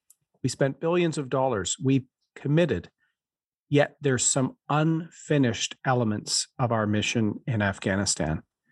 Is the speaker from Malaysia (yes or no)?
no; Canada; As a Canadian, as a veteran